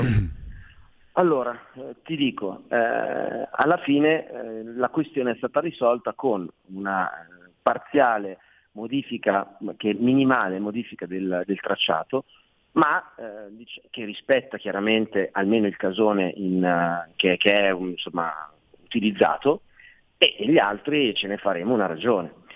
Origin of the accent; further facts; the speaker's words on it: Milan, Lombardy, Italy; non sono veneziano, sono milanese